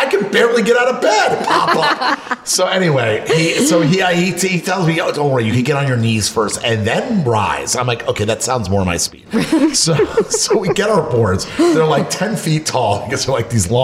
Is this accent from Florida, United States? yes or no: yes; Florida, United States; moved away; I grew up in Florida where the water is 83 degrees.